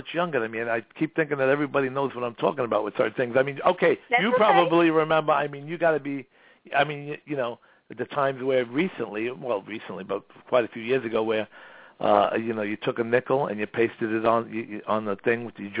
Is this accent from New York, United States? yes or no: yes; Brooklyn, New York, United States; so I was born in Brooklyn, East New York.